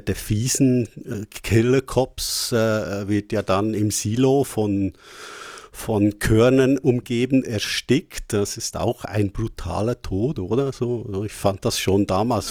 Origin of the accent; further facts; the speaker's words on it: Switzerland; bei uns in der Schweiz